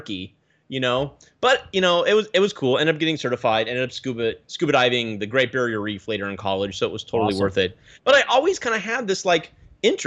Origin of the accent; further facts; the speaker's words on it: Portland, Oregon, United States; moved away as an adult; also born or lived in Santa Clara / Chicago / Seattle; I'm from Portland, Oregon. Born and raised Portland, Oregon